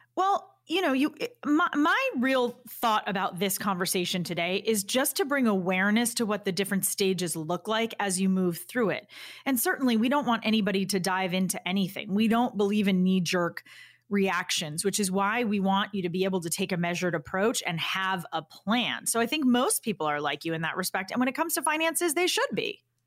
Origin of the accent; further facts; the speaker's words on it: Boston, Massachusetts, United States; as a Bostonian